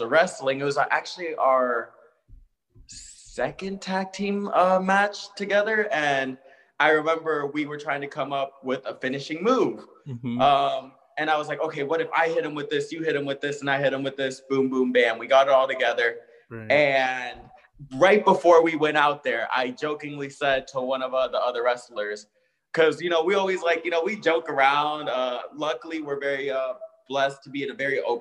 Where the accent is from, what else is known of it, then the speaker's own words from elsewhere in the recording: South Florida, United States; I'm from, you know, South Florida, you know, Broward, Miami-Dade.